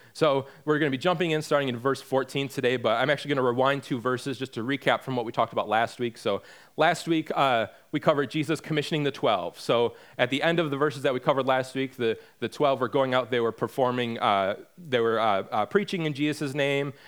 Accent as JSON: {"language": "English", "region": "Michigan", "country": "United States", "moved": "as an adult", "lives_now": "North Carolina, United States", "said": "we're from Michigan, and back in twenty sixteen, we made the decision that we were gonna move from Michigan down here to North Carolina"}